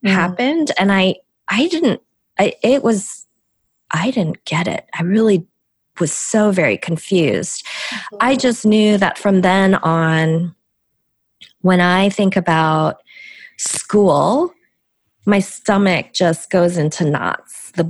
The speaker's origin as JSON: {"language": "English", "country": "South Korea", "first_language": "Korean", "second_language": "English", "said": "So Korean was my first language, and uh, as I, you know, dove deeply and, uh, you know, very very good student, lost my Korean."}